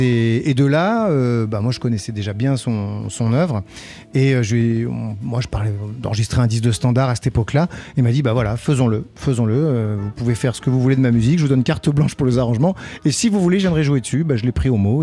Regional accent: south of France, France; moved away; quand j'étais petit, je viens du, sud de la France, il y avait un, un petit village à Péonne

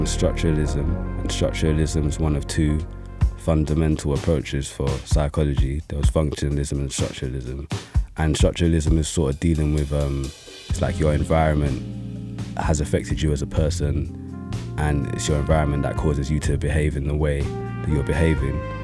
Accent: London, United Kingdom; I grew up in East London

